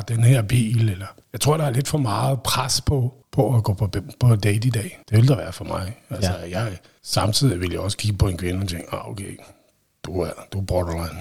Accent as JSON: {"language": "Danish", "area": "Vestegnen", "region": "Capital Region of Denmark", "country": "Denmark", "said": "Jeg kommer også fra Vestegnen"}